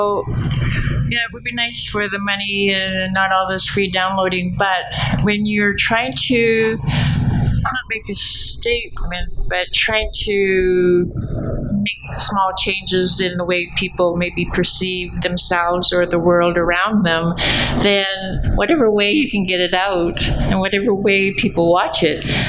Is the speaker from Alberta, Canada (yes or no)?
yes; Alberta, Canada; moved away as an adult; now in Vancouver, Canada; I was born and raised in Alberta and educated and graduated from here